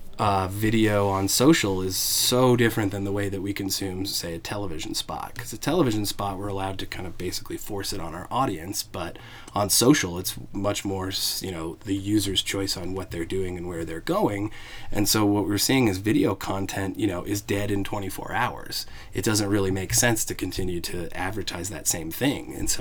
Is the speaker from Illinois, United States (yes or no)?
no; Evergreen, Colorado, United States; also born or lived in Boulder / Denver; I grew up in Evergreen, Colorado